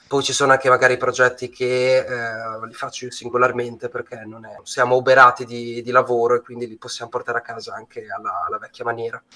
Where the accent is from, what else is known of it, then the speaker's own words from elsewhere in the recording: Bologna, Emilia-Romagna, Italy; moved away as an adult; now in Milan, Italy; vengo da Bologna, ma ormai sono a Milano da 13 anni